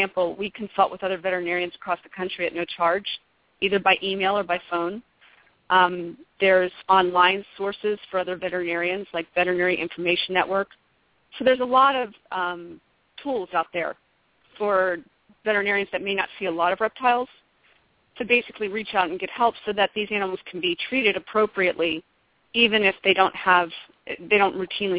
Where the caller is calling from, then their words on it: Hanover, Pennsylvania, United States; I am calling in from Hanover, Pennsylvania.